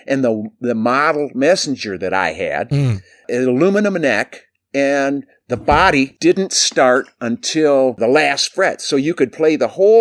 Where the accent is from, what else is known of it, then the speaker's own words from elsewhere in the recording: Flint, Michigan, United States; we're from Flint